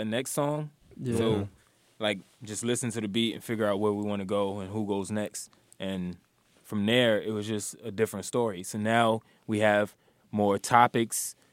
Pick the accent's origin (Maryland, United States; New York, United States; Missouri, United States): New York, United States; New York City; also born or lived in Alabama; I live in Queens, but I was raised in New York, but I was born in Alabama